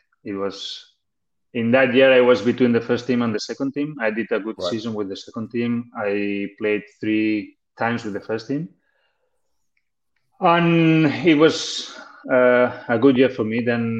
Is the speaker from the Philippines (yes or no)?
no; Barcelona, Catalonia, Spain; English is a second language; I was lucky that I'm from Barcelona, so I could go there to that academy of Barcelona.